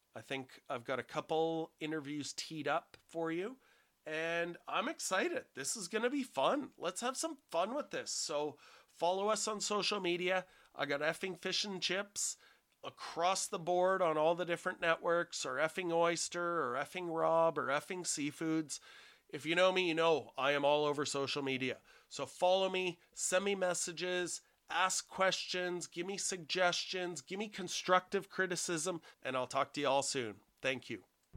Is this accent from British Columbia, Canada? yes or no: yes; Vancouver Island, British Columbia, Canada; moved away as an adult; also born or lived in Alberta; I grew up on Vancouver Island